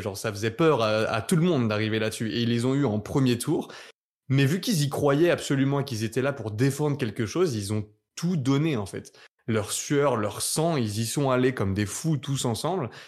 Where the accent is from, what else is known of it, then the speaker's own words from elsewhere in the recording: France; nous, en tant que français